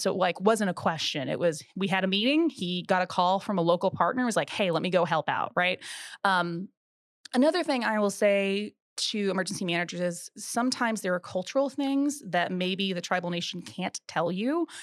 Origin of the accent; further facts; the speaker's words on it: Buffalo Valley, Oklahoma, United States; also born or lived in Norman, Oklahoma; I was born and raised in southeastern Oklahoma. Buffalo Valley, to be exact.